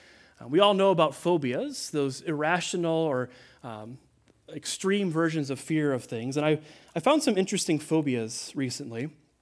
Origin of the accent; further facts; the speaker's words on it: Midwest, United States; You know, I grew up in the Midwest, and severe weather would roll in, and I remember I had these distinct memories of the sirens going off and having to hide in the basement